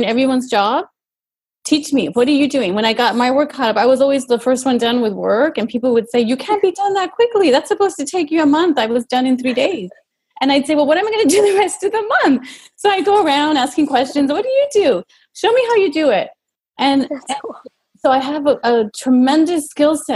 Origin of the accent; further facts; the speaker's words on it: El Paso, Texas, United States; I grew up in El Paso, Texas, a border town, and just very close was Mexico.